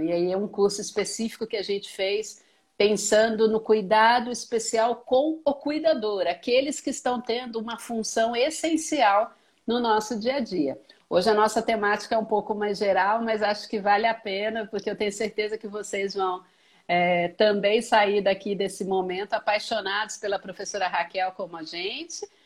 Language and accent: Portuguese; Minas Gerais, Brazil; eu sou mineira